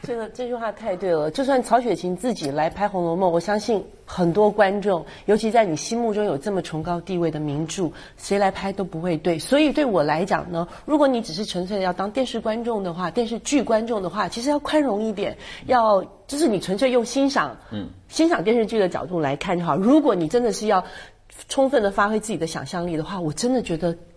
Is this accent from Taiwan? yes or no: yes; Taiwan; 我们台湾人叫西，西，呃，西瓜靠